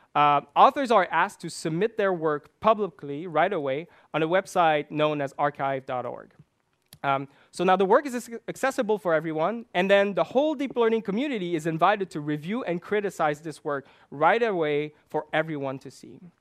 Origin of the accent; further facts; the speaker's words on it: Quebec, Canada; English is a second language; I grew up in Quebec, one of the largest French-speaking province in, uh, Canada.